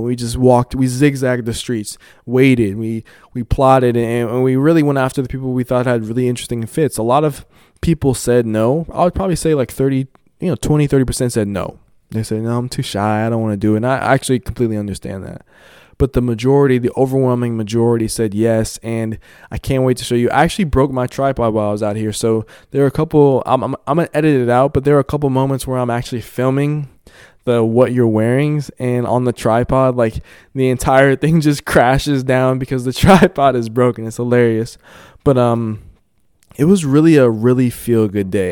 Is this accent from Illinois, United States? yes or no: no; Colorado, United States; I'm, I'm from Colorado